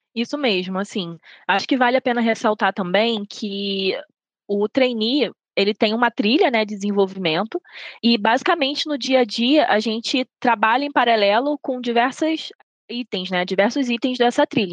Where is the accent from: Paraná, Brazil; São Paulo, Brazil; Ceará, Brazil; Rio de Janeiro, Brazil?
Rio de Janeiro, Brazil; moved away as an adult; now in Belo Horizonte, Brazil; Sou natural do Rio de Janeiro, mas eu me mudei para Belo Horizonte